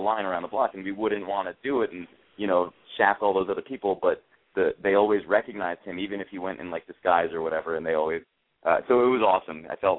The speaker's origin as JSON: {"language": "English", "town": "New Haven", "region": "Connecticut", "country": "United States", "tie": "born or raised there", "said": "how did you enjoy doing a show in my hometown in New Haven?"}